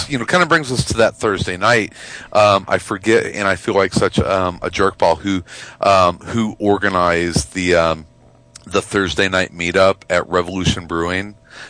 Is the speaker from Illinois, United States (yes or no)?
yes; Chicago, Illinois, United States; my hometown.